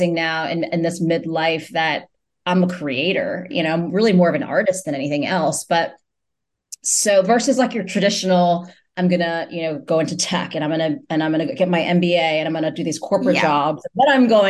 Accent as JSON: {"language": "English", "town": "New York City", "region": "New York", "country": "United States", "tie": "born or raised there", "said": "I was born in New York City"}